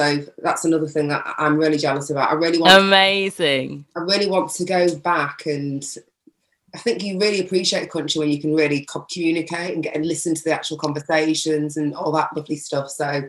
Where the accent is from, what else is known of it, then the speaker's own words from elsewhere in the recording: United Kingdom; we're British Ghanaians.